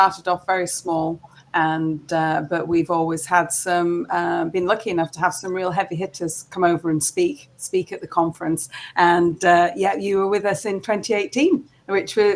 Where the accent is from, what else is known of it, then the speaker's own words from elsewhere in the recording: Harrogate, Yorkshire and the Humber, United Kingdom; I actually grew up in Harrogate, and I class this really as my hometown.